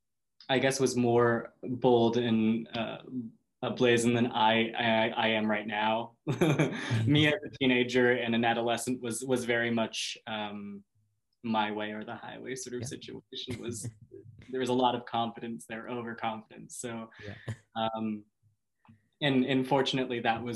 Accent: Minneapolis, Minnesota, United States; also born or lived in Sioux Falls, South Dakota; now in Maine, United States; I grew up in the Midwest, so what it was not the most accepting place in the world. Minnesota and South Dakota

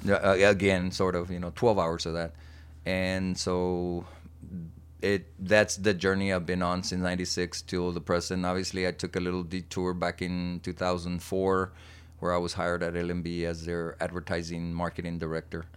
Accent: Texas, United States; also born or lived in Laredo, Texas; born and raised in Heronville, Texas

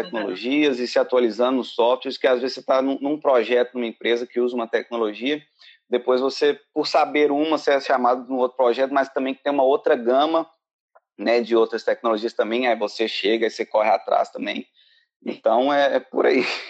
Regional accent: Belo Horizonte, Minas Gerais, Brazil; moved away as an adult; now in Ireland; eu sou de Minas, BH, e estou aqui na Irlanda há pouco mais de dois anos agora.

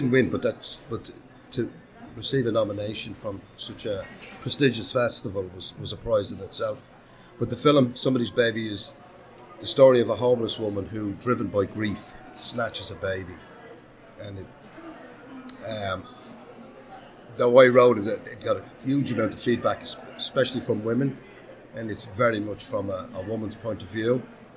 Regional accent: Dublin, Leinster, Ireland; from Dublin, Ireland

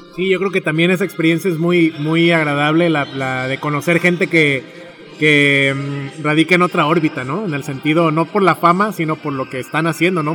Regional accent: Tepic, Nayarit, Mexico; yo nací en Tepic y me gusta mucho Tepic

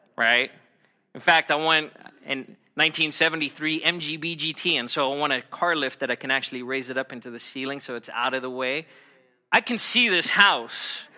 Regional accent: United States; I'm American

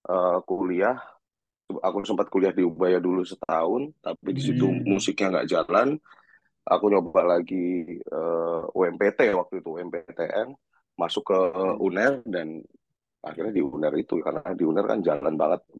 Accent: Surabaya, East Java, Indonesia; iya iya iya iya aku lahir dan besar di Surabaya

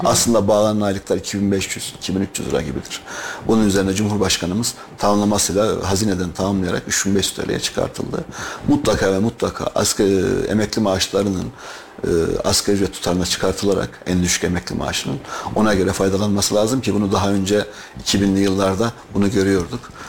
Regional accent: Kayseri, Kayseri Province, Turkey; Ben Kayseri doğumluyum

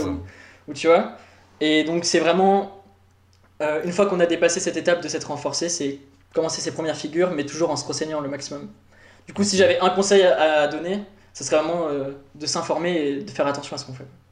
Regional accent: Paris, Île-de-France, France; moved away as an adult; now in Switzerland; Je viens de Paris, du coup, France

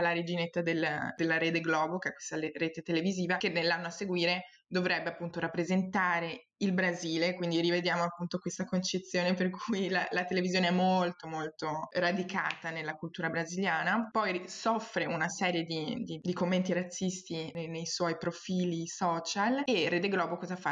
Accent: Treviso, Veneto, Italy; moved away as an adult; also born or lived in Portugal; now in Belgium; io sono cresciuta in Italia fino ai 19, a Treviso, non so se avete presente vicino Venezia, e poi mi sono trasferita in Portogallo, ora invece sono in Belgio

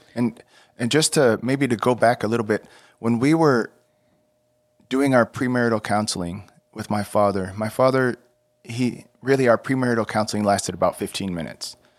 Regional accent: Texas, United States; moved away as an adult; I grew up in Texas, um, moving around some

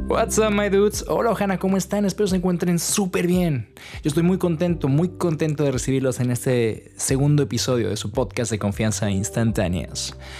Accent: Toluca, State of Mexico, Mexico; moved away as an adult; now in Netherlands; en mi ciudad natal de Toluca

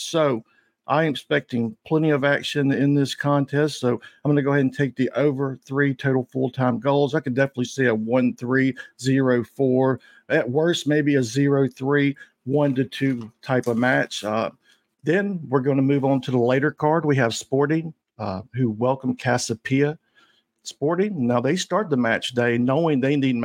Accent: Shreveport, Louisiana, United States; I'm from Shreveport, Louisiana.

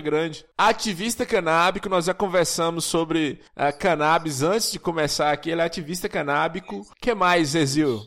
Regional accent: Monte Azul, Minas Gerais, Brazil; eu sou de Monte Azul

